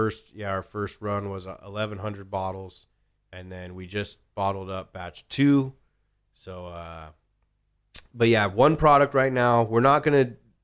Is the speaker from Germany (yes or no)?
no; Ireland; I'm Irish, so I'll say it was an old Irish joke.